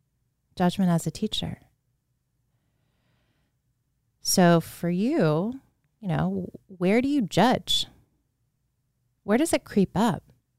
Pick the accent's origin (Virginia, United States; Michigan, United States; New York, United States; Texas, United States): Virginia, United States; Leesburg; I remember being a child in the home I grew up in Leesburg, Virginia, which is a beautiful town to grow up in. Now it's pretty much a suburb of DC.